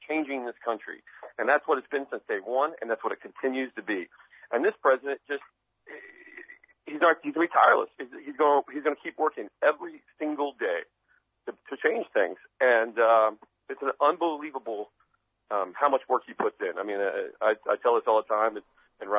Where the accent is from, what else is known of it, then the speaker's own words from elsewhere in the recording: Midwest, United States; I grew up in the Midwest